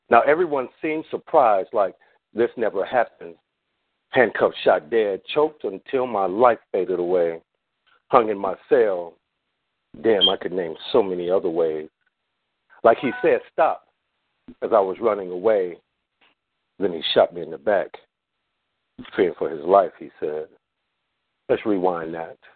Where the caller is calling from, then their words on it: Long Beach, California, United States; from the LBC.